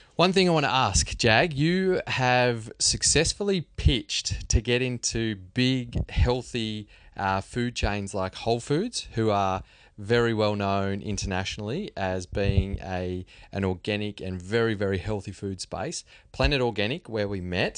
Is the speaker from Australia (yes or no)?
yes; Australia; We're all Aussies